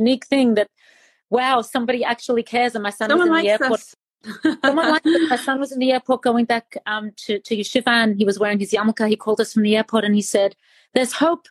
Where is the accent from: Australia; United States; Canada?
Australia; I'm from Australia